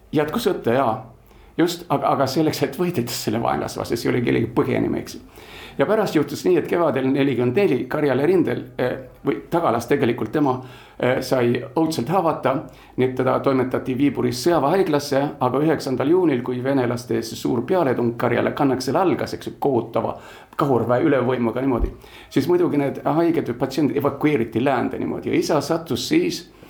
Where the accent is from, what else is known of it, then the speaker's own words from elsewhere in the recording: Gothenburg, Västra Götaland, Sweden; also born or lived in Tallinn, Estonia; now in Estonia; ma olen üles kasvanud Göteborgis, Rootsi läänerannikul